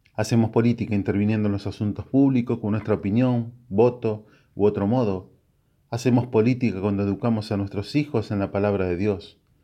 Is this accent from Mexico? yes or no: no; Argentina; como todo argentino